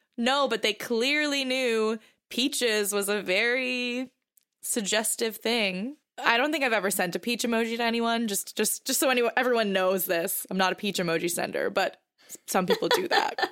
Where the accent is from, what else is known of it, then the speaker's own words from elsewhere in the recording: Boston, Massachusetts, United States; I'm from Boston